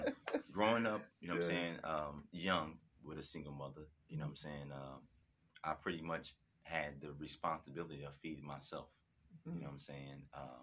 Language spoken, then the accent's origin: English; Canada; I got caught up in the street, you know what I'm saying? You know, born and raised in Canada, you know what I mean?